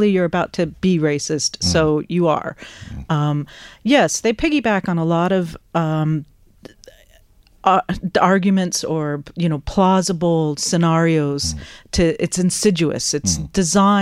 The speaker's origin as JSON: {"language": "English", "country": "United States", "moved": "as an adult", "lives_now": "Ireland", "said": "I come from America"}